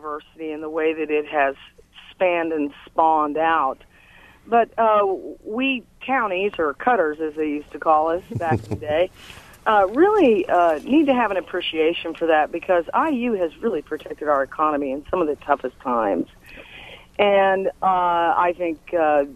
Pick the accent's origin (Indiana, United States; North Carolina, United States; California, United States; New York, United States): Indiana, United States; Bloomington; I grew up in Bloomington